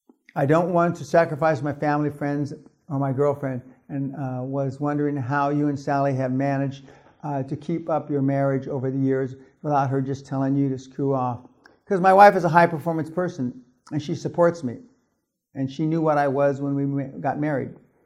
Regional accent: Germany; I grew up in German middle class.

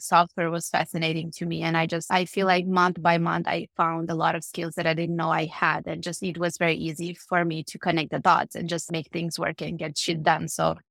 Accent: Cluj-Napoca, Cluj County, Romania; born there; So I was born in Romania, in Cluj-Napoca, which is a city. Actually, it's the second largest city in Romania. It's in Transylvania.

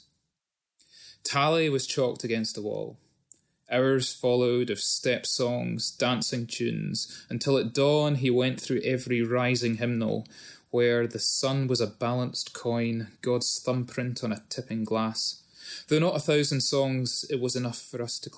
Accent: Scotland, United Kingdom; moved away; being Scottish but having lived more than half my life out of Scotland

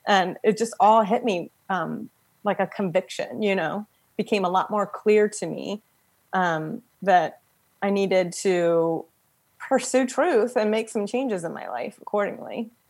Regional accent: Frederick, Maryland, United States; I'm from Frederick, Maryland

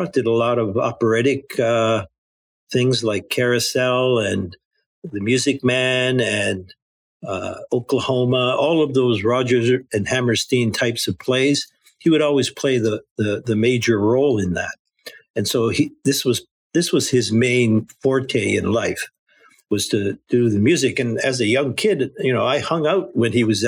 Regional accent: Kitchener-Waterloo, Ontario, Canada; where I grew up was in Kitchener-Waterloo, Ontario, Canada

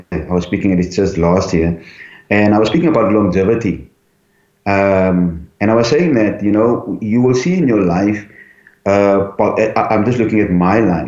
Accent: Cape Town, Western Cape, South Africa; also born or lived in Elsies River; I was born in St. Monica's home in Cape Town, Scotch Kloof.

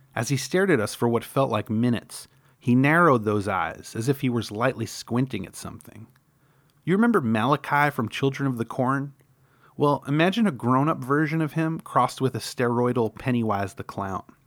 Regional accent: New York, United States; I grew up in New York

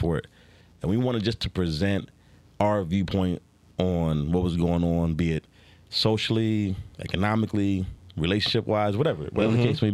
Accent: Philadelphia, Pennsylvania, United States; moved away as an adult; now in Las Vegas, United States; grew up in the East Coast. I grew up primarily in Philly.

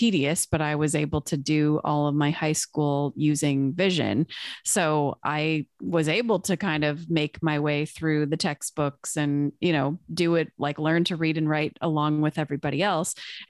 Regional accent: Canada; I was from Canada

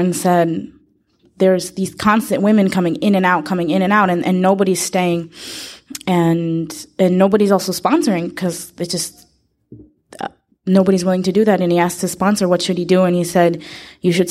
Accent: Israel; I'm from Israel

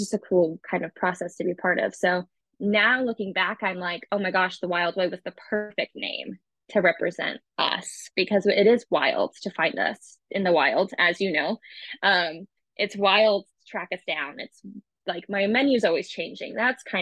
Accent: Leavenworth, Kansas, United States; also born or lived in Austin, Texas; now in Kansas City, United States; I'm from Kansas City originally. I'm from Leavenworth, really. Grew up there.

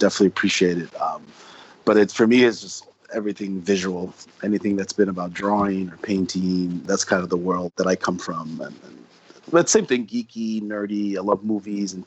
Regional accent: New York City, New York, United States; moved away as an adult; now in Japan; I'm from New York City, and I grew up here

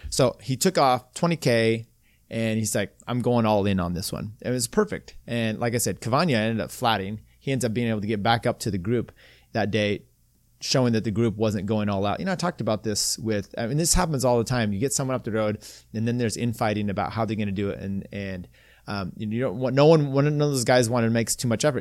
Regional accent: United States; I'm American

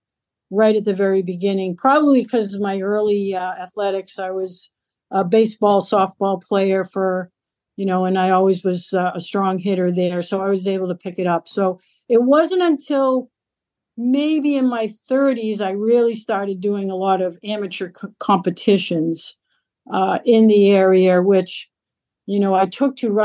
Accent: Lowell, Massachusetts, United States; moved away as an adult; also born or lived in Nashua, New Hampshire; I grew up in Lowell, Massachusetts, in the inner city there

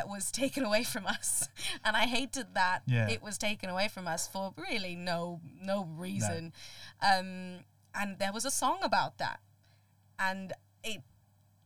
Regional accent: Colombo, Western Province, Sri Lanka; moved away; I grew up in Colombo in Sri Lanka

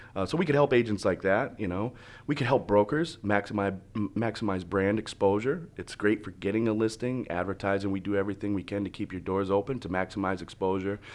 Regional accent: Michigan, United States; now in Florida, United States; I'm originally from Michigan. Um, I moved down here in two thousand four, two thousand five

